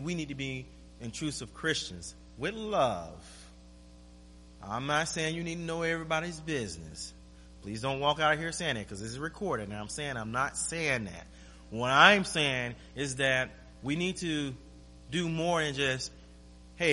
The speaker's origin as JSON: {"language": "English", "region": "Florida", "country": "United States", "moved": "as an adult", "lives_now": "Anchorage, United States", "said": "I'm from Florida."}